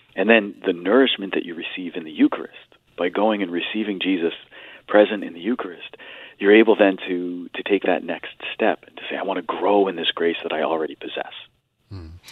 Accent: Stratford, Connecticut, United States; I grew up in Stratford, uh, product of the Catholic schools of the Diocese of Bridgeport

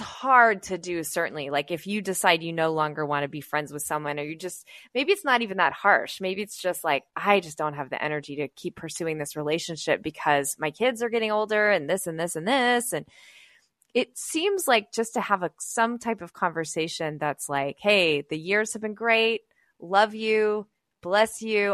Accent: West Chicago, Illinois, United States; my hometown of West Chicago

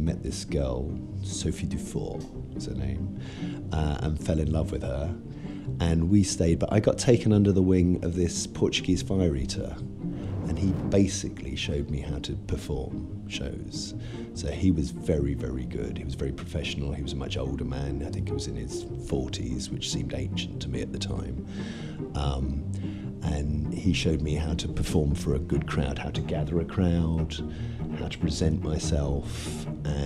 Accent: England, United Kingdom; moved away as an adult; also born or lived in Marietta, Georgia, United States / Florida, United States; now in United States; we stayed in Georgia until I was 5 years old, and then my parents moved back to England. Obviously, they are English. And then I grew up in England

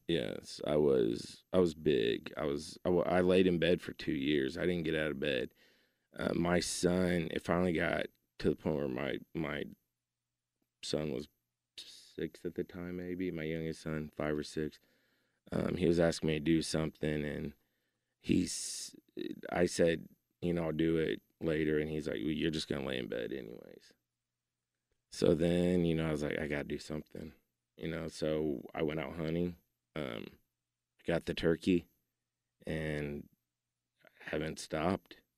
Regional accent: Keller, Texas, United States; now in Joshua, United States; I was from Keller at the time. Now I live in Joshua

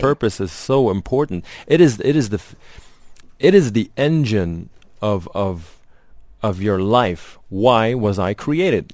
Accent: Lebanon; moved away; Yeah, I grew up in Lebanon

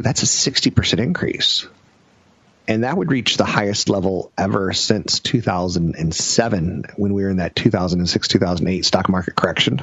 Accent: United States; I'm American

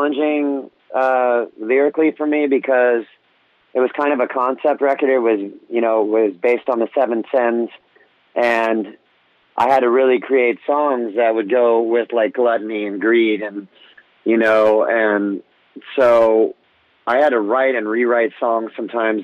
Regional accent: Orange County, California, United States; I grew up in Orange County, California.

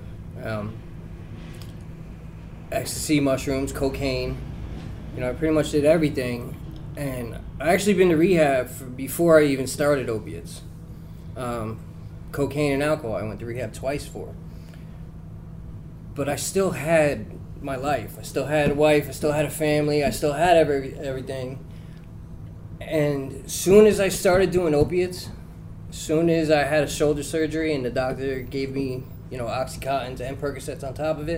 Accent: Woodbridge Township, New Jersey, United States; I grew up in Woodbridge Township

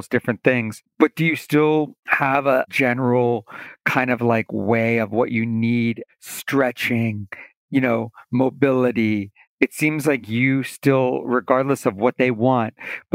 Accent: Delaware, United States; I'm from Delaware.

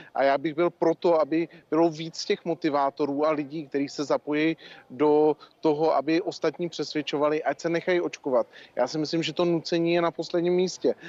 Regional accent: Czechia; jako Češi

